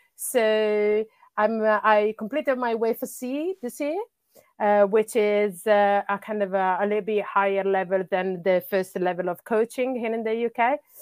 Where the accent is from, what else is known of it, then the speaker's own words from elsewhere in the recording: Bologna, Emilia-Romagna, Italy; English is a second language; moved away as an adult; also born or lived in Sweden; now in London, United Kingdom; I'm originally from Italy. That's where I grew up, uh, up until I was, uh, thirty-five